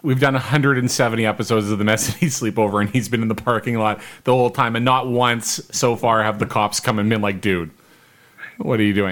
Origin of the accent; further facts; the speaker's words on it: Winnipeg, Manitoba, Canada; we're all Winnipeggers